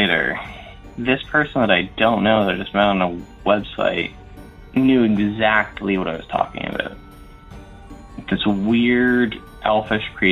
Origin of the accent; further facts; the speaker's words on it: Windsor, Ontario, Canada; I'm from Windsor, Ontario.